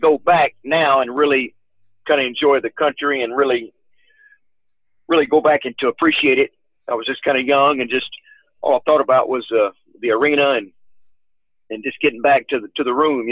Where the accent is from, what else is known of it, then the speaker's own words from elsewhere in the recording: Arkansas, United States; back in my home state of Arkansas